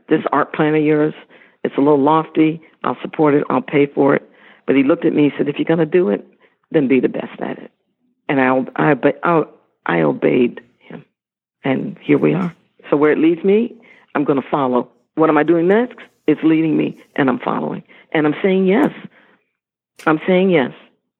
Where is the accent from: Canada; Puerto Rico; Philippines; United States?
Philippines; When I say that I'm Filipino, it's very clear.